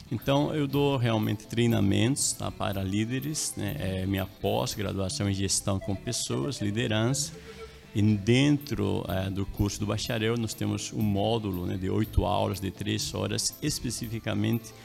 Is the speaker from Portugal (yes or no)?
no; La Paz, Bolivia; Portuguese is a second language; now in Brazil; Isso, eu sou boliviano, né? eu nasci, me criei na capital, em La Paz, Bolívia. Aí eu estou aqui há um tempo, né? mais de 30 anos já aqui